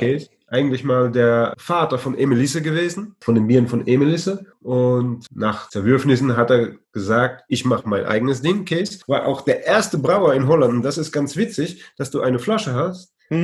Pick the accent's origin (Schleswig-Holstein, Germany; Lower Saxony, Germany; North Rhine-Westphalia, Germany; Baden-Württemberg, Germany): Baden-Württemberg, Germany; Heidelberg; moved away as an adult; also born or lived in Luxembourg / Brussels, Belgium / France; now in Vught, Netherlands; meine Heimatstadt Heidelberg